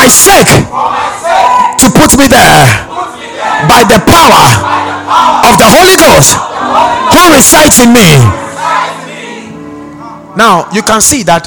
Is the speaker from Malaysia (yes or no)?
no; Ghana; I'm from Ghana.